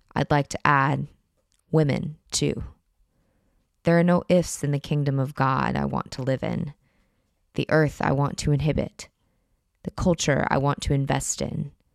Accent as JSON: {"language": "English", "country": "United States", "tie": "born or raised there", "moved": "as an adult", "lives_now": "France", "said": "if you did grow up in my country"}